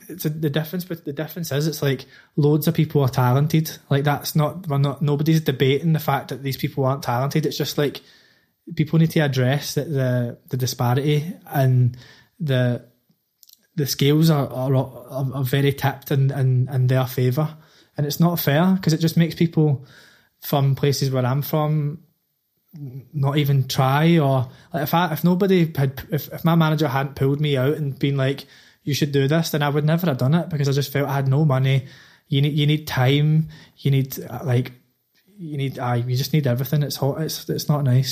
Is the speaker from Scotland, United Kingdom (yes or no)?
yes; Glasgow, Scotland, United Kingdom; moved away as an adult; now in London, United Kingdom; I grew up in the East End is like the the sort of deprived area of Glasgow.